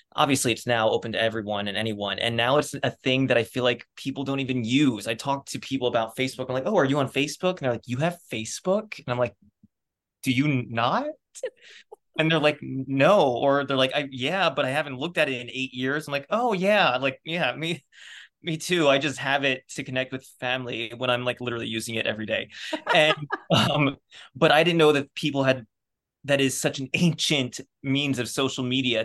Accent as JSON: {"language": "English", "town": "Reading", "region": "Pennsylvania", "country": "United States", "tie": "born or raised there", "moved": "yes", "said": "grew up outside of Reading, Pennsylvania, which is about an hour north west of Philadelphia"}